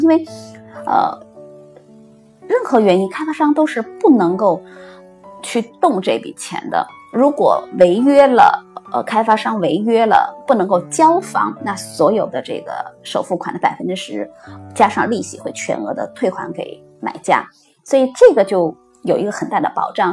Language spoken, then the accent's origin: Chinese; China; now in Australia; 我们 这种母语非英文的呃，国内的人